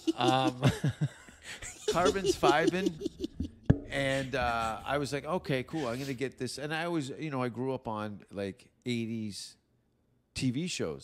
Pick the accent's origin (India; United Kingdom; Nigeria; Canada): Canada; Hamilton, Ontario; accent: Canadian; moved away; my hometown is in between Niagara Falls and Toronto